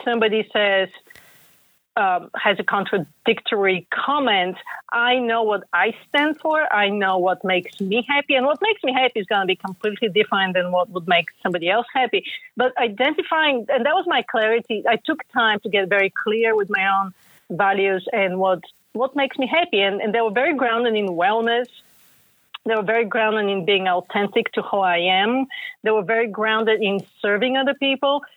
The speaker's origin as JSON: {"language": "English", "country": "Bulgaria", "tie": "born or raised there", "moved": "yes", "lives_now": "United States", "said": "I grew up in Bulgaria and then came to the U.S."}